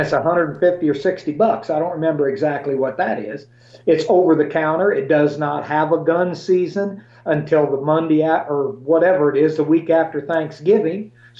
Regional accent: Illinois, United States; Illinois is my favorite because it's my home state.

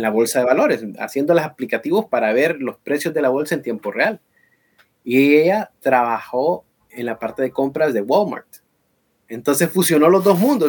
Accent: Honduras

